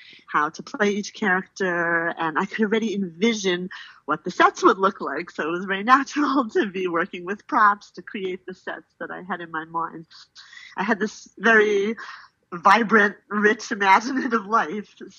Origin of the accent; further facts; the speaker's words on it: Philadelphia, Pennsylvania, United States; I grew up in Philadelphia, Northeast Philadelphia, to be exact.